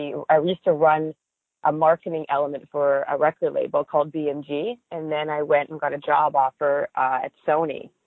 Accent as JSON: {"language": "English", "town": "Winnipeg", "region": "Manitoba", "country": "Canada", "tie": "born or raised there", "also_born_or_lived": "Toronto, Canada", "moved": "as an adult", "lives_now": "Los Angeles, United States", "said": "I'm Canadian, and in a small town called Winnipeg, Manitoba"}